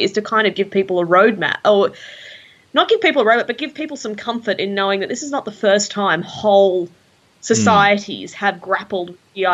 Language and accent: English; Australia